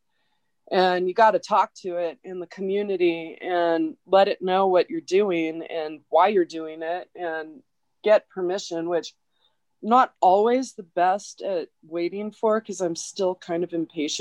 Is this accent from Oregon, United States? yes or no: yes; Oregon, United States; I'm from Oregon. Like, I'm from there.